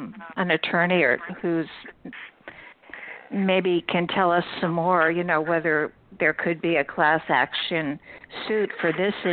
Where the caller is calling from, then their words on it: Vermont, United States; but anyway, I'm calling from Vermont.